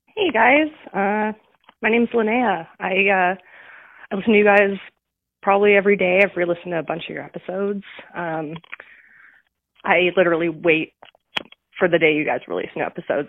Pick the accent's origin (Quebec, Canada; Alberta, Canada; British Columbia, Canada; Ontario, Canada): British Columbia, Canada; White Rock; I grew up in White Rock, so I'm, you know, from, from your neck of the woods